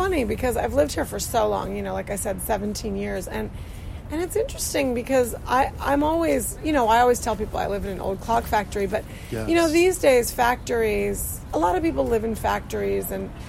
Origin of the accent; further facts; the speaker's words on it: Arizona, United States; now in Brooklyn, United States; I'm from Arizona.